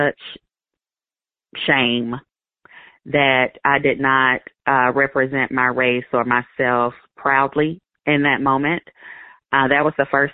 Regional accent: Alabama, United States; moved away as an adult; now in Bend, United States; I grew up in Alabama. I went to high school there and, you know, spent most of my adult life there

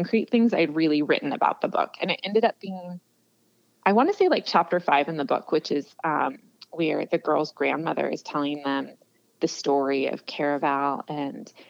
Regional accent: California, United States; I'm from California, grew up going to Disneyland

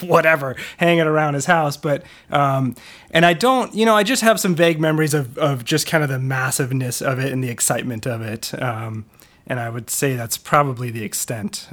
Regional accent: Wilmette, Illinois, United States; moved away; I'm from, um, uh, will met, uh, so basically, uh, the northern suburbs of Chicago, just north of the city

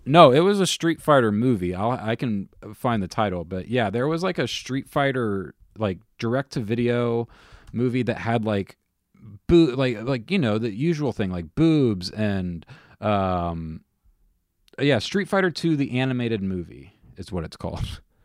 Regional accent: United States; being an American used to Disney

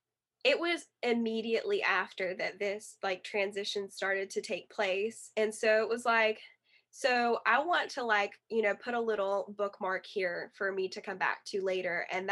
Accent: the South, United States; And I'm in the Bible Belt as well in the South. So, you know, like growing up in the Bible Belt in the South, at, you know, growing up in a Christian household

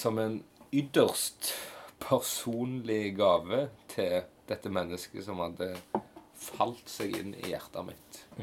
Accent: Hillevåg, Rogaland, Norway; jeg òg kommer tilbake igjen her til Hillevåg, ja. til min hjemby

